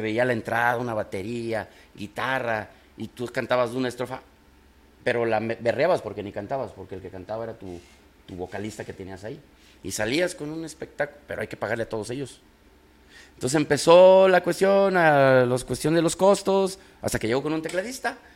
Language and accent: Spanish; Guanajuato, Mexico; also born or lived in Guadalajara, Jalisco; now in Monterrey, Mexico; yo soy de Guanajuato, pero vengo de Guadalajara